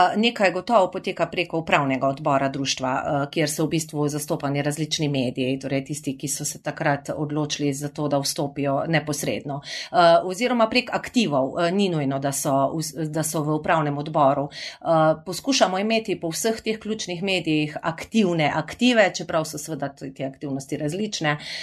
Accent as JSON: {"language": "Slovenian", "area": "Carinthia", "region": "Koroška", "country": "Slovenia", "accent": "Carinthian melody", "said": "To, da sem Korošica"}